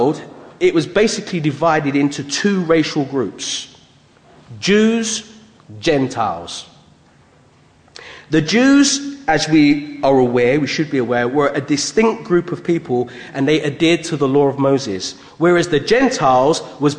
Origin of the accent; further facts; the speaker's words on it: United Kingdom; being born in Britain. I'm proud of being British, but having a Jamaican heritage